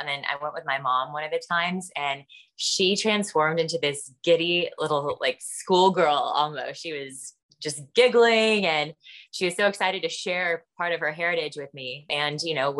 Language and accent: English; United States; Being an American, and being a white woman, you know, frankly, after the reckoning of the past year